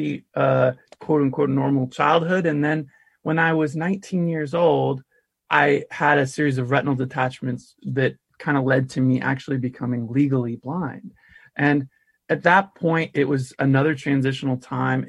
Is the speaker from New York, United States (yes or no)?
no; Santa Rosa, California, United States; I grew up in the Bay Area